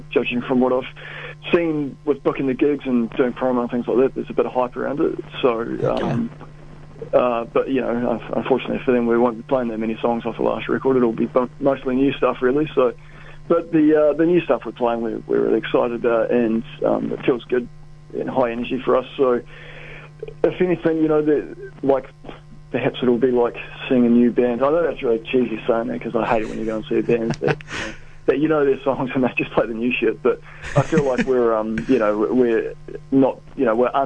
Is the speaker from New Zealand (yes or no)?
yes; Christchurch, Canterbury, New Zealand; Christchurch is my hometown